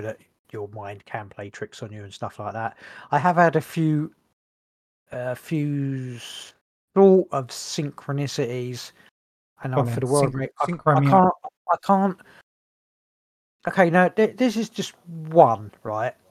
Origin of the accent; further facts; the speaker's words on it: England, United Kingdom; we're English